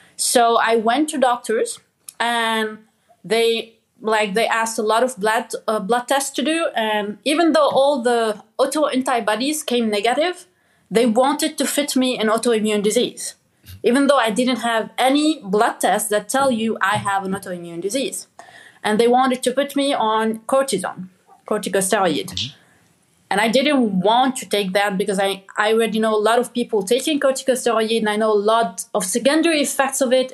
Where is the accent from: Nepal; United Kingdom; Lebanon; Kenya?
Lebanon; moved away; I grew up in Lebanon and like I grew up in a village with my dad